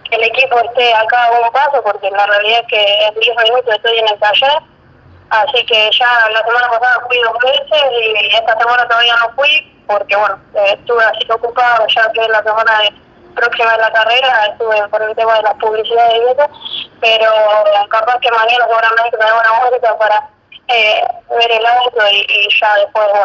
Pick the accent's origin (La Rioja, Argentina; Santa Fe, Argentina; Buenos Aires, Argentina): Santa Fe, Argentina; Villa Gobernador Gálvez; Yo soy de Villa Gobernador que es una ciudad que está pegada a Rosario.